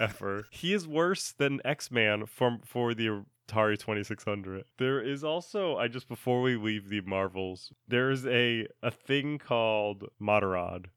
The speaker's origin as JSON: {"language": "English", "region": "Rhode Island", "country": "United States", "said": "I'm from Rhode Island"}